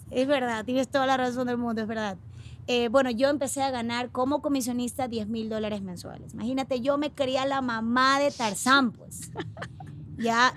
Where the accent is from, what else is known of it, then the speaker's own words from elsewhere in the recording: Guayaquil, Guayas, Ecuador; Yo soy de Guayaquil y estoy acostumbrada al calor